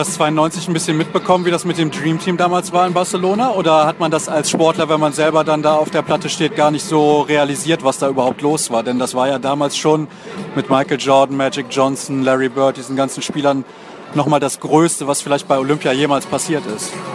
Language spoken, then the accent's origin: German; Germany; als Deutscher